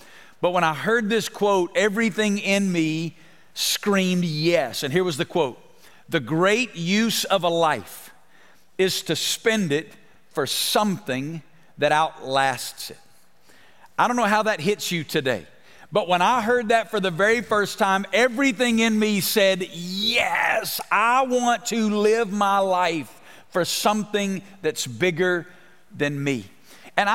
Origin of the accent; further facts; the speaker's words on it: Alabama, United States; moved away as an adult; also born or lived in Woodstock, Georgia; now in Las Vegas, United States; now for the last 22 years have been in Las Vegas, Nevada. When God called my family to Las Vegas, I'm originally from Alabama. I'm not from Las Vegas originally.